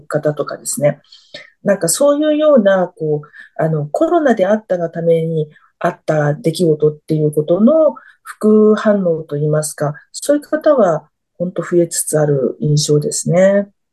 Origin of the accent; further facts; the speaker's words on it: Tokyo, Japan; now in Fukuoka, Japan; 東京生まれの東京育ちですので